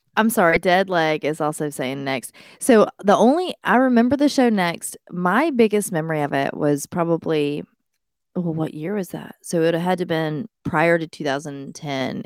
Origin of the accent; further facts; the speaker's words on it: Tennessee, United States; I'm from Tennessee